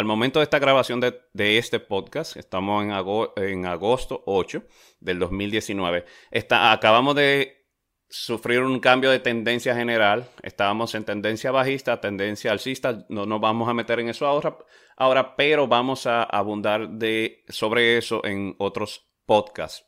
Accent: Dominican Republic; yo soy de República Dominicana

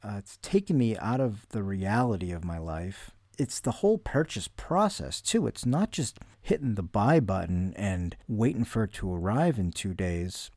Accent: New England, United States; I'm from New England

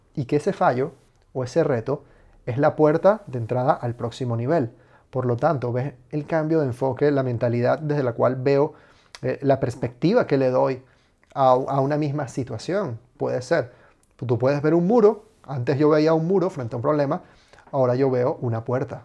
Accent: Venezuela; now in Spain; soy inmigrante, vengo de Venezuela

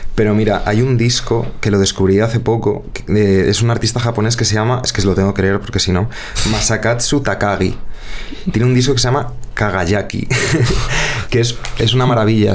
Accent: Madrid, Community of Madrid, Spain; also born or lived in Rivas-Vaciamadrid; yo nací en Vallecas, eh, vamos, y crecí en Vallecas

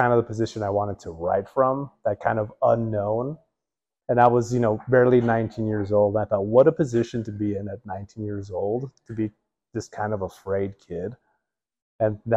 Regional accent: El Paso, Texas, United States; moved away as an adult; also born or lived in New Mexico; I grew up in El Paso and lived there until I was 18, and then joined the Air Force

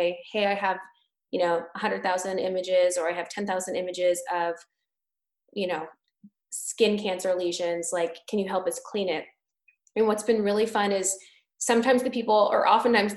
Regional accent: California, United States; now in Boston, United States; I'm from California.

